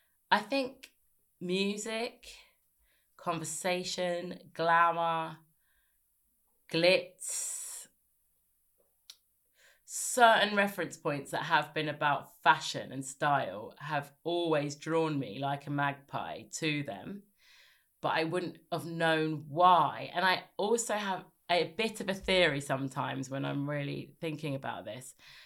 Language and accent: English; South East England, United Kingdom; also born or lived in Birmingham / South London; No, I was in Sussex when I grew up. I've sort of lived everywhere.